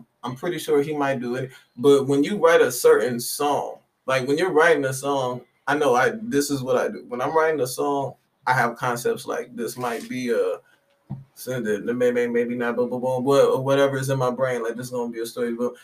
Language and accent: English; Detroit, Michigan, United States; I'm from Detroit